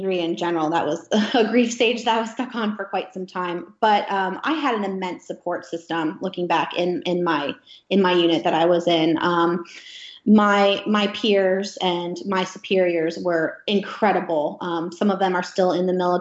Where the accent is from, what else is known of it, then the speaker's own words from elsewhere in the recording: Gettysburg, Pennsylvania, United States; moved away as an adult; also born or lived in Alaska; My hometown, which is Gettysburg, Pennsylvania, they're very patriotic there